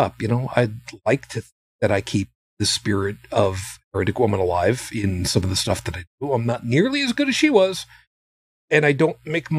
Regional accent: Long Island, New York, United States; also born or lived in Brooklyn, New York; I was born in Brooklyn to a Roman Catholic family, Italian, mostly from a family of immigrants. I grew up on Long Island

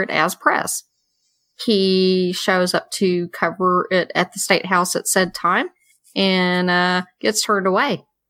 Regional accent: the South, United States; I'm a girl from the South

